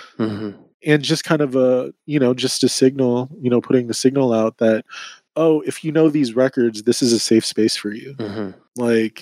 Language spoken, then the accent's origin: English; Sacramento, California, United States; moved away as an adult; now in San Francisco, United States; being born and raised in Sacramento